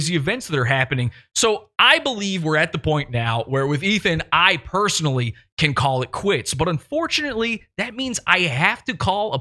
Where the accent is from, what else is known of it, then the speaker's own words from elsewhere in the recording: Chesterfield, Virginia, United States; I am from Chesterfield, Virginia, where he's from.